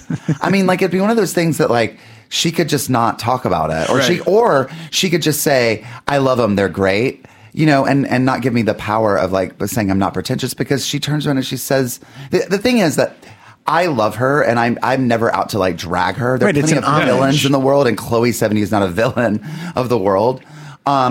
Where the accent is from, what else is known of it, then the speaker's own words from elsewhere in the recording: Lincolnton, North Carolina, United States; moved away; also born or lived in Columbia; I was born in Columbia, but I grew up out in Lincolnton, North Carolina, which is about an hour west of Charlotte